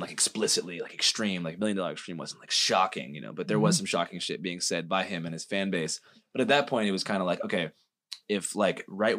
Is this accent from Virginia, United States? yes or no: no; Seattle, Washington, United States; I'm from Seattle, so like I grew up with all of that culture around me all the time